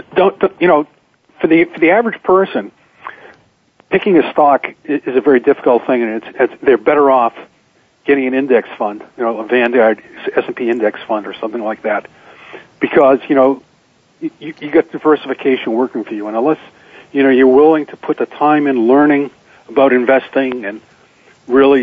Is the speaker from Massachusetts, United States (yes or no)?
yes; Boston, Massachusetts, United States; growing up in Boston, I went to this high school, which is the oldest high school in the country, called Boston Latin School